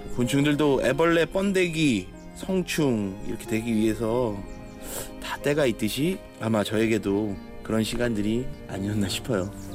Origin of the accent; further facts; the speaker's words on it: Jeolla, South Korea; moved away; 제 고향집이 시골이거든요. 전라도 쪽인데